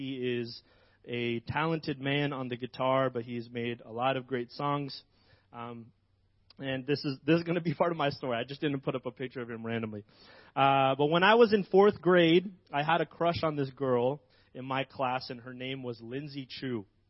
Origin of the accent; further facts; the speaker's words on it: Philippines; moved away; I'm an immigrant from the Philippines.